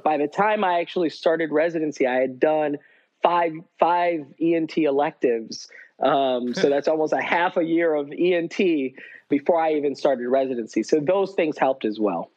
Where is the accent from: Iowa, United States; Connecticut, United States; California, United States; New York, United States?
New York, United States; Corning; I grew up in Corning, New York